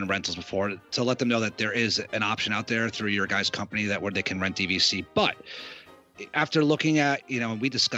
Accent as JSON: {"language": "English", "country": "United States", "moved": "yes", "lives_now": "Florida, United States", "said": "we're from the tri-state area, and being now here in Florida all the time"}